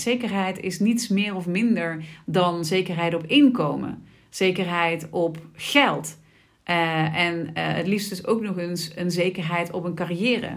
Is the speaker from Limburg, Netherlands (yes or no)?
yes; Sittard, Limburg, Netherlands; ik ben eh, geboren en getogen in Sittard